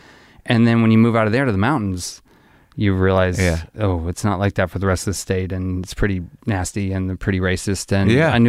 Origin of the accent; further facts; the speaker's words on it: Arkansas, United States; I grew up in Arkansas.